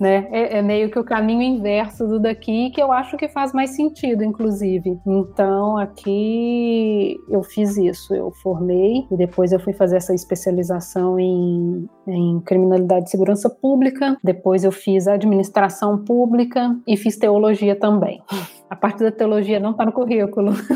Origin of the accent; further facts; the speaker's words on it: Contagem, Minas Gerais, Brazil; moved away as an adult; also born or lived in Belo Horizonte; now in Rio de Janeiro, Brazil; eu nasci em Contagem, na região metropolitana de Belo Horizonte. Uhum. Passei ali minha infância, minha juventude e agora já tem pouco mais de 10 anos no Rio de Janeiro